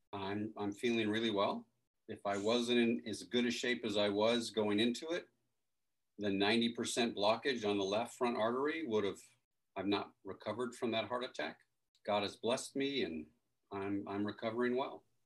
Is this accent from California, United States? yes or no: yes; Los Angeles, California, United States; moved away as an adult; now in Moyock, United States; I grew up in the San Fernando Valley and Southern California, in Los Angeles area